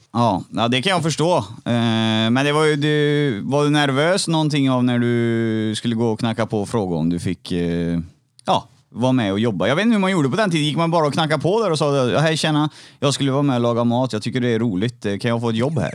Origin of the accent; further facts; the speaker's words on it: Trollhättan, Västra Götaland, Sweden; jag är från Trollhättan